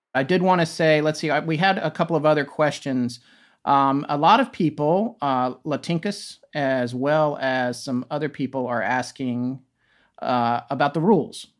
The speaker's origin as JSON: {"language": "English", "town": "Raleigh", "region": "North Carolina", "country": "United States", "tie": "born or raised there", "also_born_or_lived": "Death Valley, California / Denver, Colorado", "said": "I moved to Raleigh, North Carolina, which is where I consider myself as being from. I grew up more in North Carolina"}